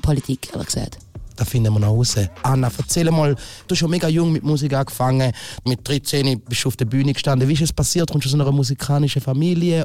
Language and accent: German; Thurgau, Switzerland; ich bin Thurgauer